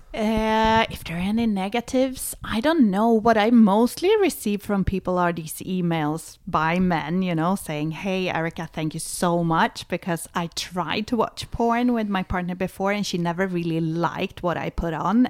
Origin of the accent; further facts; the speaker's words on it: Sweden; moved away; I was born in Sweden. I was, uh, a kind of, uh, liberated, young Swedish woman